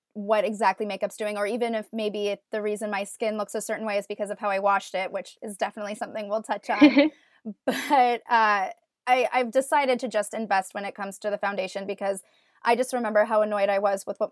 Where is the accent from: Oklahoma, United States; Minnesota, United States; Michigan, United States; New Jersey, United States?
New Jersey, United States; I'm from New Jersey